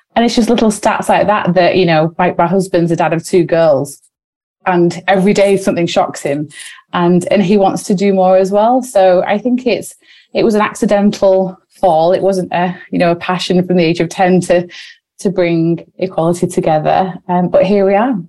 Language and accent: English; Wigan, North West England, United Kingdom; we're sisters from Wigan